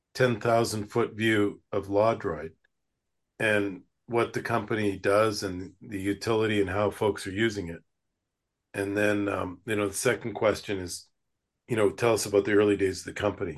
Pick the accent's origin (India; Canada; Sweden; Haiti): Canada; Western Canada; now in United States; I grew up in Western Canada, and now I live in the United States.